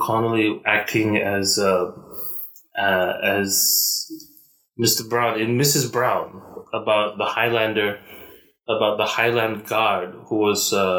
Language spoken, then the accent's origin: English; Malaysia; accent: Malaysian; It goes from the sort of usual sort of mixed up accent I usually have as a Malaysian.